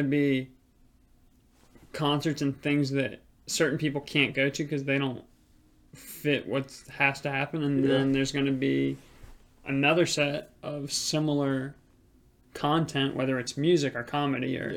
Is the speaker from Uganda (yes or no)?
no; Virginia Beach, Virginia, United States; as a kid growing up in Virginia Beach